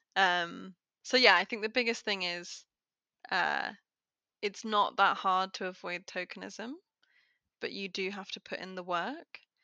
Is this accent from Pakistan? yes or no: no; United Kingdom; I'm very British